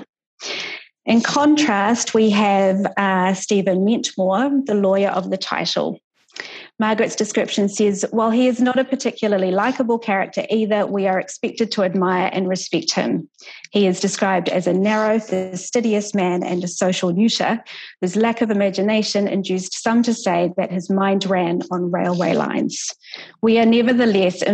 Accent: New Zealand; as a New Zealander

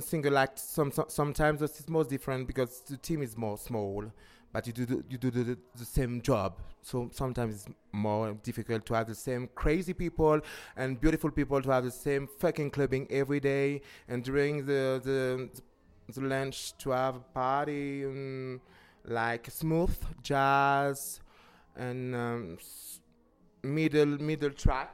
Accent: Paris, Île-de-France, France; English is a second language; also born or lived in West Indies; I'm from Paris, but the first time I'm from West Indies with my parents

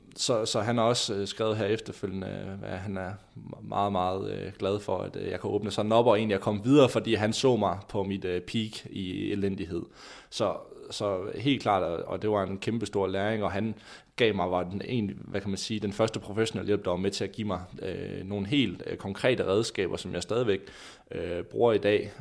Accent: Skanderborg, Central Denmark Region, Denmark; hjemme i Skanderborg

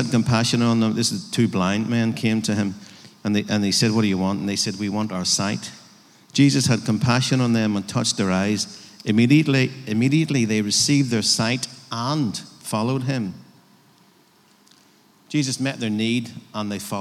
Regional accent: Northern Ireland, United Kingdom

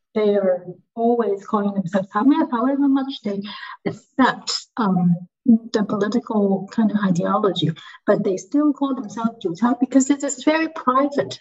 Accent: Hong Kong; I come from Hong Kong

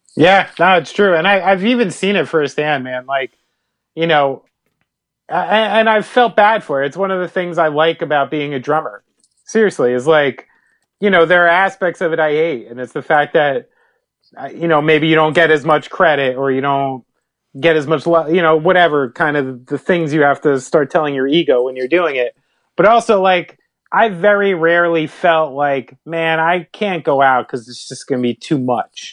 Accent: New Jersey, United States; we're from New Jersey. We understand the trip from North Jersey to A C

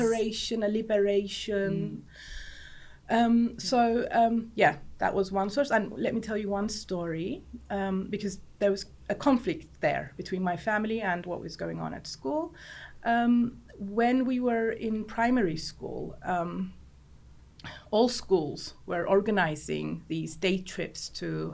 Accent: Cyprus; because I was raised in Cyprus. I lived in Cyprus my whole life.

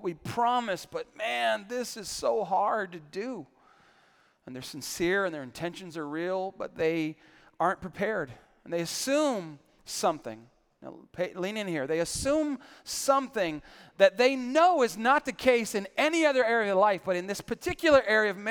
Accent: San Antonio, Texas, United States; I grew up in San Antonio

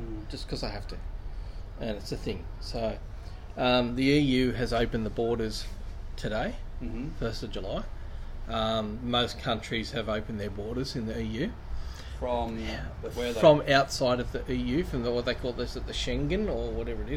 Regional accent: Newcastle, New South Wales, Australia; I grew up surfing nobbies in Newcastle

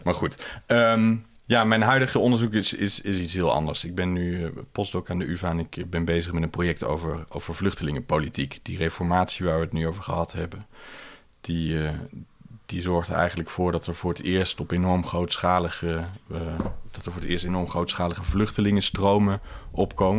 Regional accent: Netherlands; in ons culturele geheugen als, eh, als Nederlanders

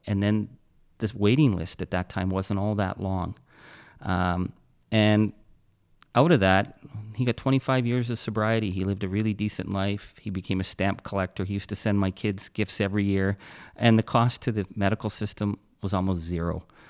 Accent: Timmins, Ontario, Canada; I was born in Timmins, Ontario

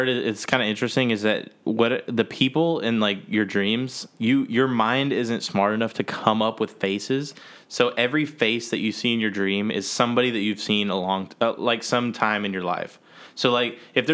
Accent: Austin, Texas, United States; also born or lived in Mexico; I was born in Mexico, and I lived there for 3 months, and moved to Austin

